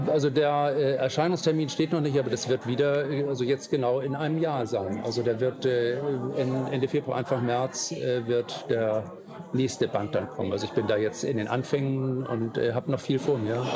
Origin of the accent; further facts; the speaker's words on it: Hamburg, Germany; born there; also born or lived in Amrum; lebe ja zum Teil in der Stadt, ähm, hier in Hamburg, bin hier auch geboren. Oder mein Vater sagte immer, wir sind keine Hamburger, sondern Altona.